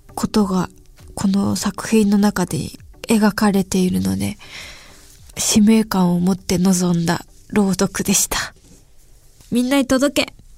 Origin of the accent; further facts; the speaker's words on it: Hyogo, Japan; moved away; もともと出身が兵庫県で